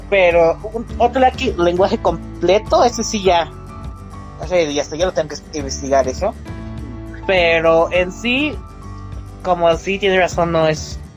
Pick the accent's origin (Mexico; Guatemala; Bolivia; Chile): Mexico; sí soy mexicano, pero también soy americano. Soy uno de los nuevos que sacaron el nacionalidad doble o dual.